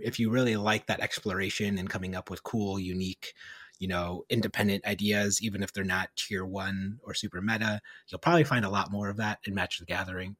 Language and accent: English; New York City, New York, United States; accent: Brooklyn; my Brooklyn accent